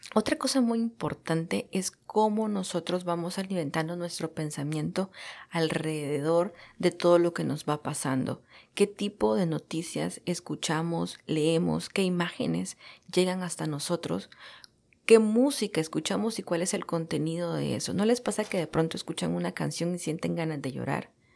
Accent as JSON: {"language": "Spanish", "country": "El Salvador", "tie": "born or raised there", "moved": "as an adult", "lives_now": "United States", "said": "Soy salvadoreña de nacimiento y estoy radicada en los Estados Unidos desde hace ocho años. Estudié la carrera de comunicación social en mi país"}